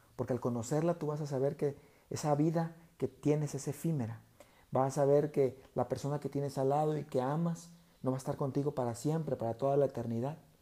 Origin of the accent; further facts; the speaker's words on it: Mexico; como mexicanos, los mexicanos acá somos muy, eh, pues le, llamamos carrilla cuando hacemos bromas de unos y de otros